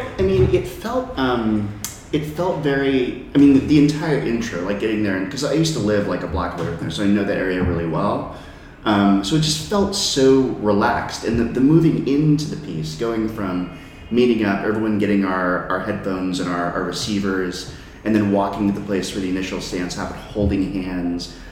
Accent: California, United States; now in New York City, United States; I'm from California

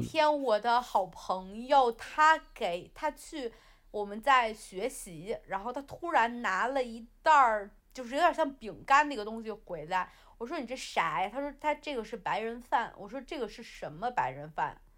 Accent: China; now in London, United Kingdom; 我是中国人啊，我是中国人，我不能丢中国的脸，是吧？我拿的是红色的护照

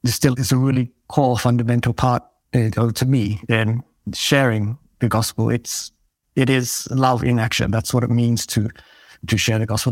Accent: Australia; moved away as an adult; now in Aarhus, Denmark; I'm actually from Australia originally.

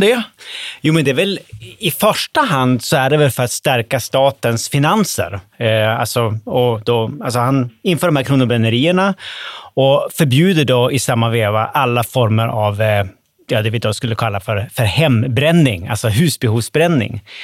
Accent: Umeå, Västerbotten County, Sweden; Umeå, som jag kommer ifrån

